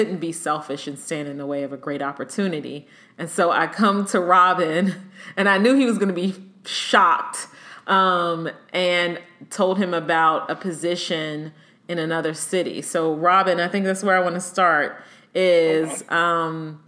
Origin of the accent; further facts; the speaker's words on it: Maryland, United States; moved away as an adult; also born or lived in Hampton, Virginia / Norfolk, Virginia; I'm from here. I'm from Maryland, where I am now